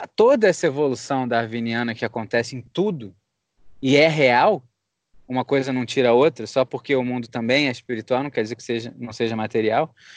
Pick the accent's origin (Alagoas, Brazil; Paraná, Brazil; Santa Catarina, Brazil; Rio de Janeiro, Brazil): Rio de Janeiro, Brazil; moved away as an adult; now in United States; a gente é do Rio.